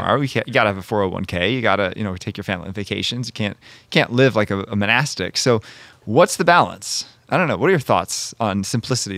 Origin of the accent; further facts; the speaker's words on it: Monrovia, Maryland, United States; now in Connecticut, United States; I'm from Maryland originally